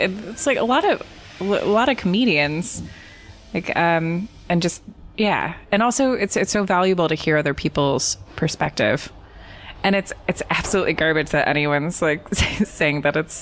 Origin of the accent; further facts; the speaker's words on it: California, United States; I'm from California